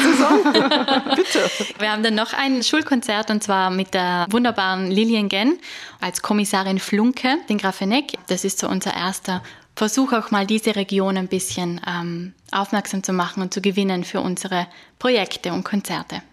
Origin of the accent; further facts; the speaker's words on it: South Tyrol, Trentino-Alto Adige, Italy; ich komme aus Südtirol